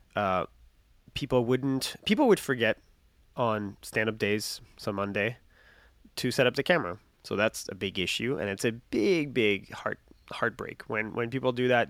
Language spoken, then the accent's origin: English; France; English is a second language; moved away as an adult; also born or lived in Winter Park, Florida, United States; I'm not American. I'm French